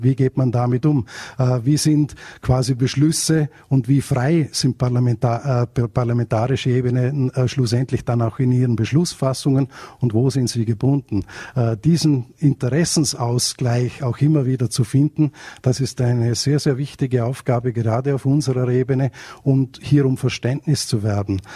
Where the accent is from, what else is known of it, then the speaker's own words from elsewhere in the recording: Vorarlberg, Austria; ich komme aus Österreich, aus Vorarlberg